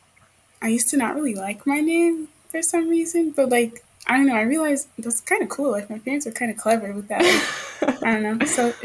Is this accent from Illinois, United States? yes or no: yes; Chicago, Illinois, United States; I grew up in the south suburbs of Chicago. I live like maybe on a good day, like 30 minutes from like the South Loop downtown, like pretty close.